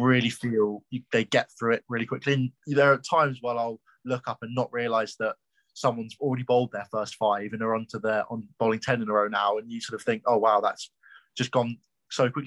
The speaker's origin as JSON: {"language": "English", "region": "London", "country": "United Kingdom", "moved": "yes", "lives_now": "Nottingham, United Kingdom", "said": "I'm from London"}